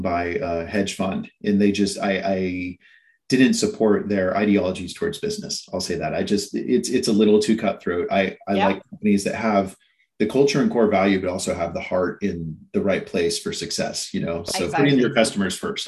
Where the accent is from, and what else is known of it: San Francisco, California, United States; born or raised there; moved away as an adult; also born or lived in Knoxville, Tennessee; now in Southern California, United States